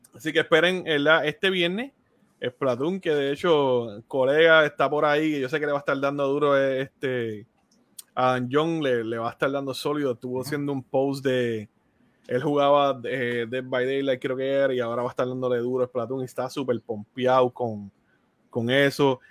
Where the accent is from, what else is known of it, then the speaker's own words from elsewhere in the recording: Puerto Rico; los colores de mi tierra.